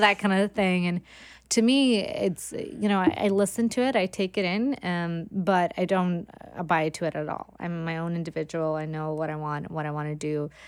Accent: Gothenburg, Västra Götaland, Sweden; now in New York, United States; growing up in Sweden

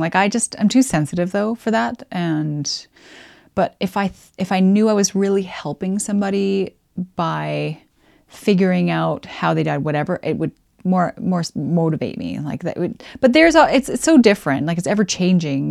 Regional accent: Alberta, Canada; moved away; I grew up in Alberta, and there's nothing but sun there all the time

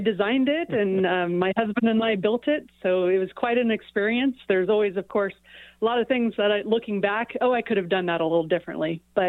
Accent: Nevada County, California, United States; also born or lived in Grass Valley / Lake Wildwood / Cascade Shores / Chico; I was fortunate to spend time all over Nevada County, living in different areas in Grass Valley, Lake Wildwood, and in Cascade Shores.

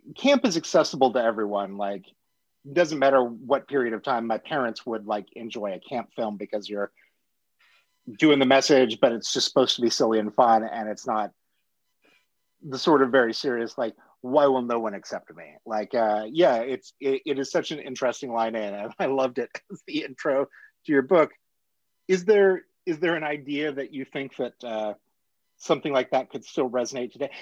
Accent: Salina, Kansas, United States; I'm a Salina, Kansas kid

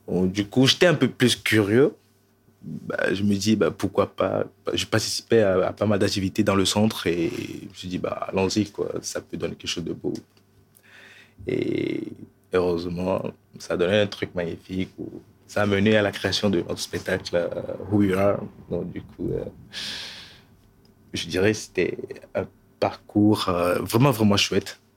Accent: Togo; also born or lived in Burkina Faso / Paris, France; now in Belgium; je suis parti du Togo pour le Burkina, déjà, ça fait un peu migration aussi. Donc, du coup, du Burkina, j'ai été en France, à Paris, depuis de Paris, je suis venu en Belgique.

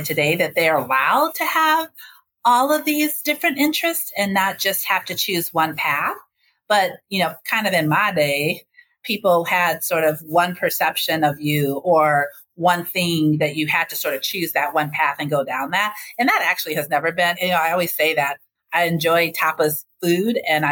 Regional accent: Racine, Wisconsin, United States; also born or lived in Chicago, Illinois; growing up in Racine, Wisconsin, I went to high school at Washington Park High School

